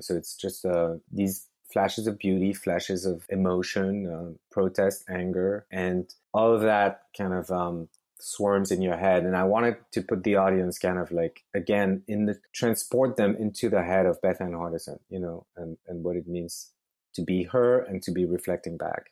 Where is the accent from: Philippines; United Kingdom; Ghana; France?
France; Lyon, Auvergne-Rhône-Alpes; moved away as an adult; also born or lived in Paris, France; now in Brooklyn, United States; I grew up in France, in Lyon, and then I moved up to Paris to do engineering studies